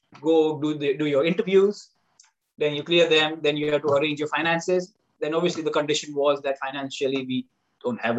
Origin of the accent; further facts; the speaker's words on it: India; moved away; as Indian, as a society